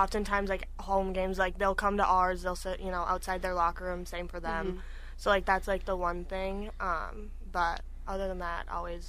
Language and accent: English; River Falls, Wisconsin, United States; But I grew up in River Falls. I know those coaches very well, obviously being from there.